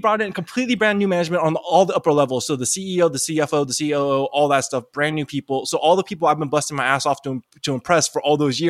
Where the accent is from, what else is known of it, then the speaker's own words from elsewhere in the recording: Taiwan; I'm from Taiwan. So okay. I'm Chinese, you know, nationally from Taiwan.